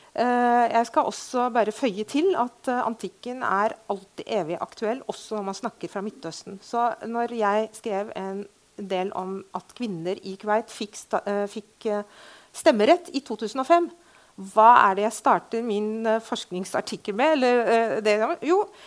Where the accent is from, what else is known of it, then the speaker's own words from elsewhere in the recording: Beirut, Beirut Governorate, Lebanon; also born or lived in Fredrikstad, Norway; now in Norway; jeg er født og oppvokst i Beirut. Ble Fredrikstad-jente etter krigen